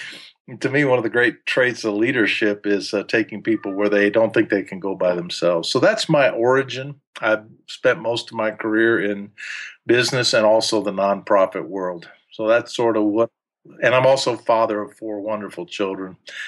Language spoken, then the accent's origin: English; Huntsville, Alabama, United States; first language German; English is a second language; I was born and raised in Huntsville, Alabama.